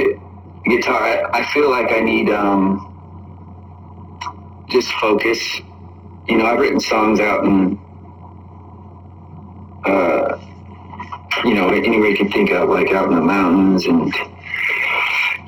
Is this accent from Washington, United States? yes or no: yes; Spokane, Washington, United States; now in Los Angeles, United States; I'm based in Los Angeles, but I'm from Spokane, Washington.